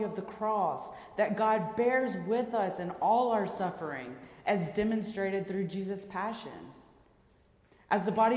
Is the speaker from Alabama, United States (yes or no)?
yes; Birmingham, Alabama, United States; my hometown of Birmingham, Alabama